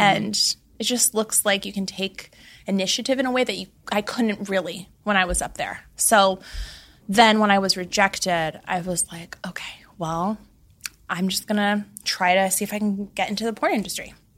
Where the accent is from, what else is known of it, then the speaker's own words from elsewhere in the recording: Laguna Beach, California, United States; I grew up in Laguna Beach, California, where the show took place.